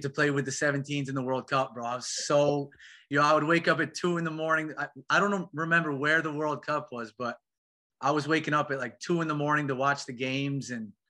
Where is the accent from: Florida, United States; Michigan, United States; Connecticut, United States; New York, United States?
New York, United States; Syracuse; I'm from Syracuse. I'm from upstate, so it's not as well recruited, well known.